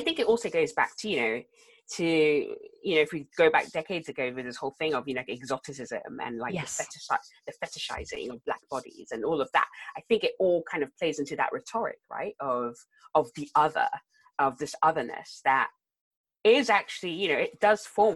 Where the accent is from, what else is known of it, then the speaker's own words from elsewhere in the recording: South Africa; also born or lived in London; now in Exeter, United Kingdom; I grew up in South Africa